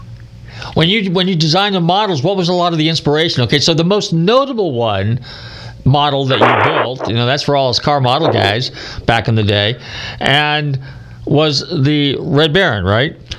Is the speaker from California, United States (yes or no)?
yes; Marin County, California, United States; I grew up in Marin County, so yeah, I'm a native